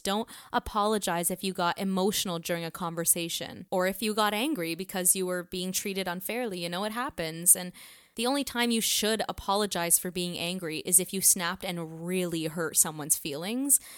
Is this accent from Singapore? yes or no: no; Canada; being a Canadian and a woman